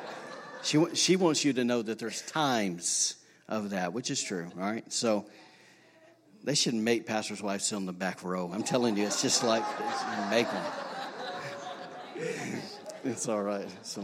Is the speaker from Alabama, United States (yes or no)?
yes; Alabama, United States; now in Rockport, Maine, United States; I'm from Alabama. I'm from a straight redneck state